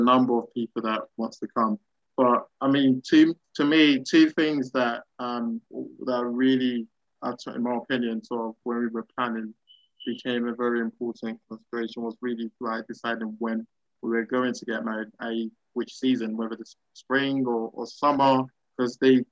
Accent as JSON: {"language": "English", "country": "Ghana", "said": "I'm Ghanaian"}